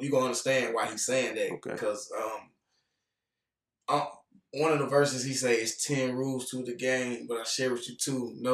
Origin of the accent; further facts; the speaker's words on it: United States; growing up in Union County, man, I got a big family